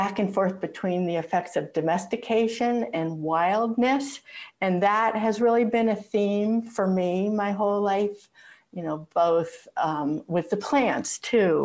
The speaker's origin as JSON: {"language": "English", "area": "outside of Pittsburgh", "region": "Pennsylvania", "country": "United States", "tie": "born or raised there", "moved": "yes", "lives_now": "Portland, Maine, United States", "said": "I was born outside of Pittsburgh, Pennsylvania, about 15 miles outside of the city. I grew up in an old farm"}